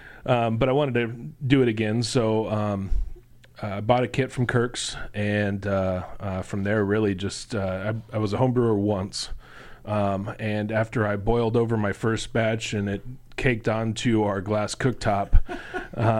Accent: Lincoln, Nebraska, United States; Lincoln, born and raised

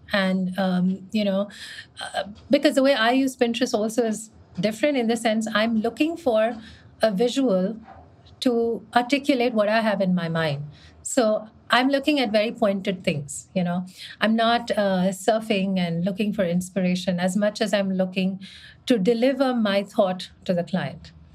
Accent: India; moved away as an adult; also born or lived in Mumbai; I was from India

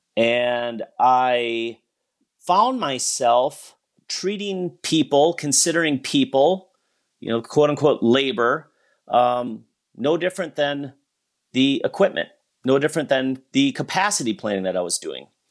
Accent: Wisconsin, United States; moved away; I grew up in Wisconsin

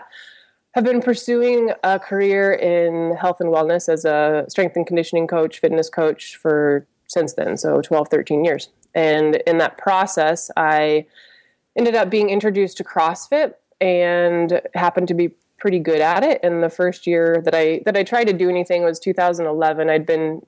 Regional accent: Rifle, Colorado, United States; I was born on March 3rd in a small town called Rifle, Colorado. There's like 3,000 people there. And that's where I was raised in the same house by my awesome parents and my one brother

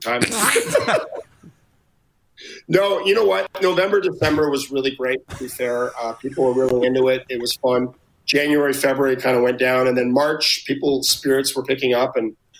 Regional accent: Ottawa, Ontario, Canada; now in Las Vegas, United States; I grew up in Ottawa

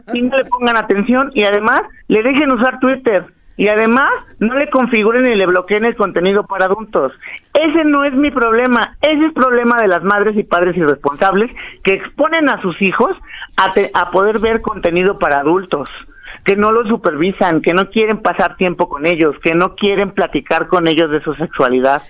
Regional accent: Mexico; la mayoría de los mexicanos somos de color bronce

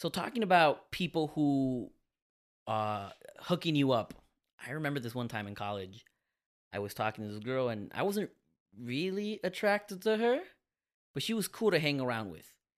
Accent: Miami, Florida, United States; I'm from Miami

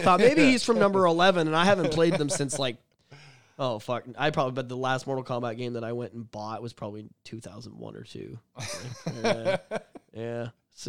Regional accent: Oshawa, Ontario, Canada; I grew up in South Oshawa, and the Blockbuster was... six houses from our school.

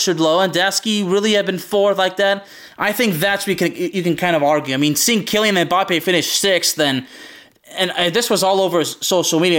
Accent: Lyon, Auvergne-Rhône-Alpes, France; We're both from Lyon

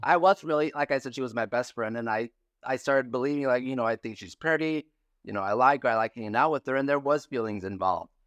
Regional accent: San Felipe, Baja California, Mexico; moved away as an adult; I grew up in Santa Felipe, Baja California, Mexico

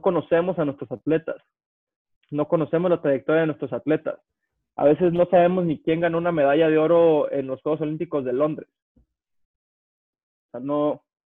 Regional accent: Mexico; yo soy atleta mexicano, soy el mejor 200 eh, librista que ha ido en México

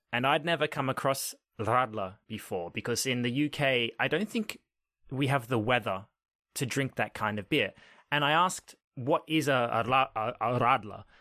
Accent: Australia; growing up in Australia

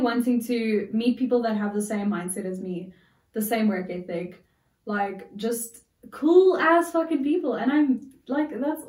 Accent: Pretoria, Gauteng, South Africa; I grew up in Pretoria.

